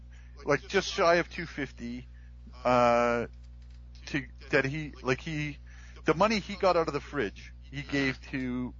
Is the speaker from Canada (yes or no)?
yes; Canada